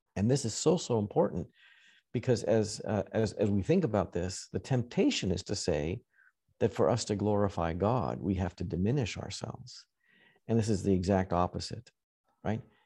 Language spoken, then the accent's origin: English; Western Canada, Canada; now in United States; I grew up farming in Western Canada.